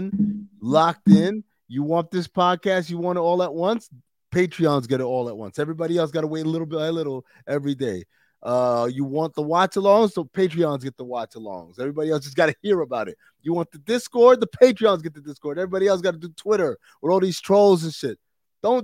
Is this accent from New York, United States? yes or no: yes; New York, United States; moved away; I grew up in New York